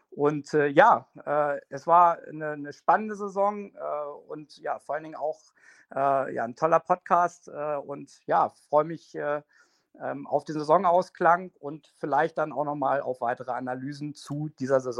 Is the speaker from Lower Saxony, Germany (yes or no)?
yes; Hanover, Lower Saxony, Germany; Ich bin Hannoveraner, ich identifiziere mich mit der Stadt, mit der Region und auch mit Hannover 96.